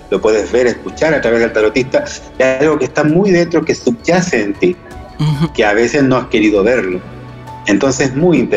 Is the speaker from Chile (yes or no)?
yes; Chile; born there; moved away; also born or lived in Granada, Spain / Argentina; Yo soy chileno de nacimiento y después llevo ya fuera de Chile 30 años. Los últimos 20 años eh, los estuve viviendo en Granada, Andalucía, España y tengo también la nacionalidad española.